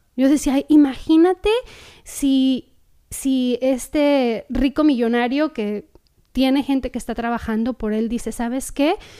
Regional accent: Mexico; moved away as an adult; now in Costa Mesa, United States; nuestro país

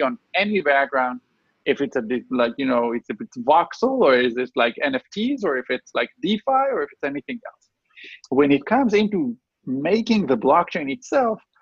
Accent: Chicago, Illinois, United States; we're from Chicago.

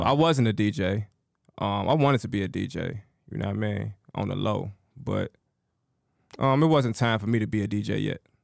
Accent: Chicago, Illinois, United States; I'm from the south side of Chicago

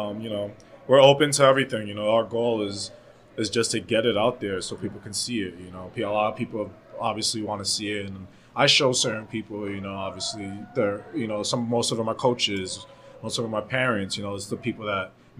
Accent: New York City, New Jersey, United States; I'm originally from New Jersey, New York City

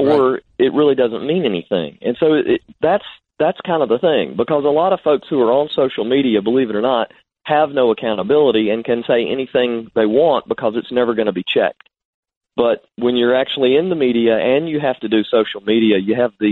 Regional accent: Salisbury, North Carolina, United States; I'm from Salisbury in Rowan County

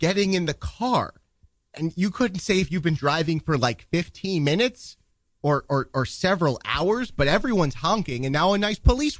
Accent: Duluth, Minnesota, United States; born there; I was born in a small town called Duluth in 1922.

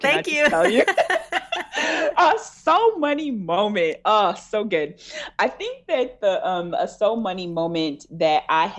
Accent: Detroit, Michigan, United States; also born or lived in Texas / Georgia; I grew up in Michigan is where I'm from. So I'm from Detroit, and I grew up in Michigan in different parts, in Texas and in Georgia.

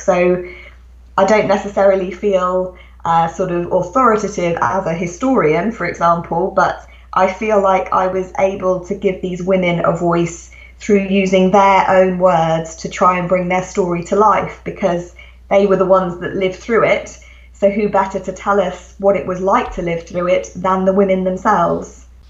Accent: England, United Kingdom; as you can hear from my accent, I'm actually a British writer. I live, live in England, and that's where I grew up.

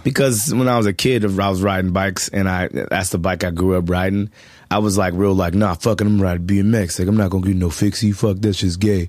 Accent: Culver City, California, United States; also born or lived in Hollywood, California; I'm from Culver City, California

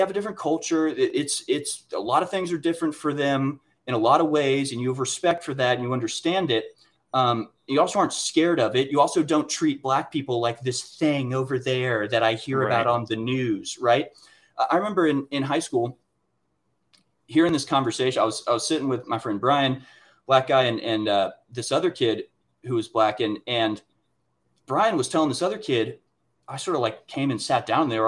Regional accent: Houston, Texas, United States; moved away; also born or lived in Washington, District of Columbia, United States; I grew up in Houston, where there is truly natural diversity

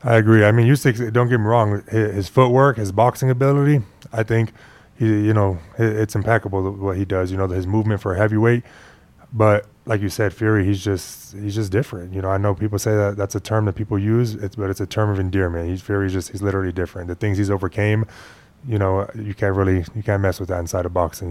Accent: Phoenix, Arizona, United States; first language Spanish; English is a second language; moved away as an adult; also born or lived in Des Moines, Iowa; now in Las Vegas, United States; I was born in Iowa. I left when I was like six, seven months, and then I, I grew up in Phoenix

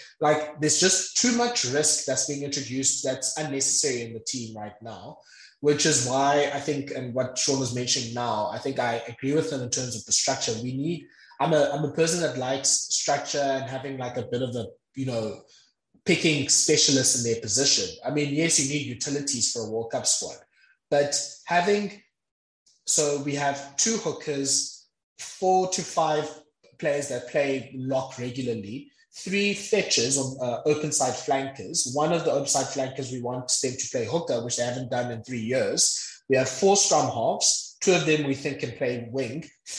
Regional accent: South Africa; So, yeah, I think as a South African rugby watcher, you look at that squad and I think there's a bit of heavy breathing.

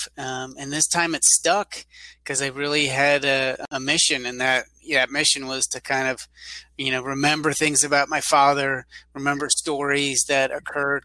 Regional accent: Pennsylvania, United States; now in San Antonio, United States; I live in San Antonio, I'm originally from Pennsylvania.

